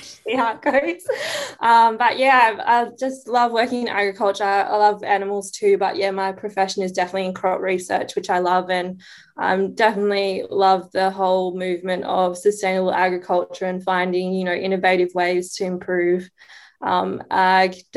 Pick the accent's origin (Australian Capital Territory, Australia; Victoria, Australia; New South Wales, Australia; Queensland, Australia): New South Wales, Australia; Kempsey; I'm originally from the Mid-North Coast and I'm the youngest of four siblings and we're from a beef cattle farm near Kempsey, New South Wales. And yeah, that's where I went to school